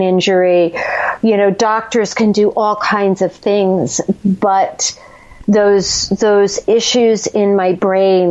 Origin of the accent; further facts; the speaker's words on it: New Jersey, United States; we're both from Jersey